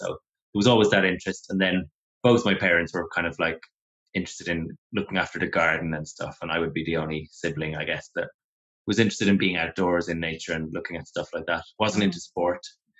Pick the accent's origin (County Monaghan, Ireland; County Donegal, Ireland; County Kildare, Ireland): County Kildare, Ireland; Celbridge; also born or lived in Kilkenny / Galway / Cork; I was born in Kilkenny, yeah. We moved around quite a bit. Mum and Dad are both from Kilkenny, but we moved to Galway first, then to Cork. And then from the time I was about 12, I grew up in County Kildare, right near Dublin border, Selbridge.